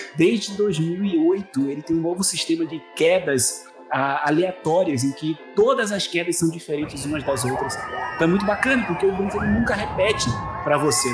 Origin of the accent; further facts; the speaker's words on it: São Paulo, Brazil; moved away; also born or lived in Recife; Na época eu morava em Recife, eu sou de São Paulo, mas estava morando em Recife na época quando os meus pais uh, se mudaram para lá